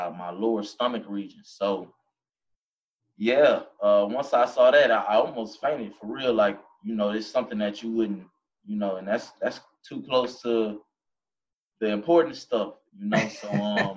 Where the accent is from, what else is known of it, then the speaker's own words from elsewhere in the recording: Baton Rouge, Louisiana, United States; growing up in Baton Rouge, Louisiana